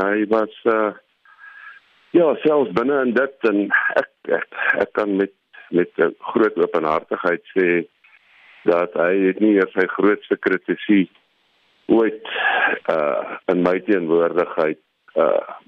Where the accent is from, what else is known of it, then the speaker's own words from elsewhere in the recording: South Africa; ons as Suid-Afrikaners